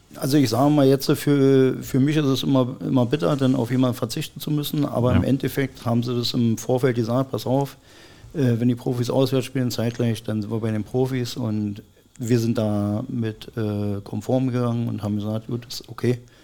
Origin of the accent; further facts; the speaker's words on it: Berlin, Germany; moved away as an adult; also born or lived in Cottbus; ich bin gebürtiger Berliner